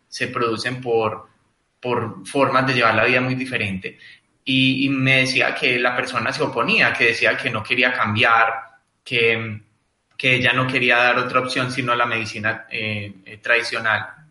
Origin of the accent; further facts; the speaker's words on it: Colombia; en mi país, en Colombia específicamente